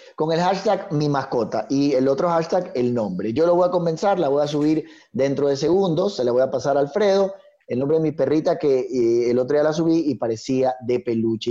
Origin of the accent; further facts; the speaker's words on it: Ecuador; tenemos que trabajar como, como, ecuatorianos